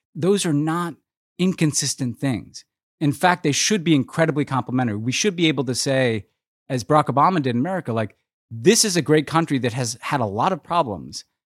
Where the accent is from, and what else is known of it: United States